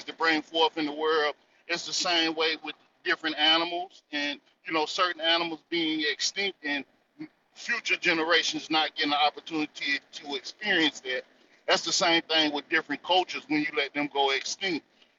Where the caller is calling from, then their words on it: North Carolina, United States; I'm calling out of the North Carolina territory.